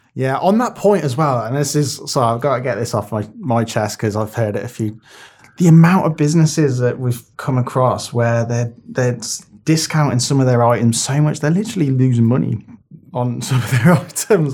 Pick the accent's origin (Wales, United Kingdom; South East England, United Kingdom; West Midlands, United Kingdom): West Midlands, United Kingdom; Birmingham; where I grew up in Birmingham.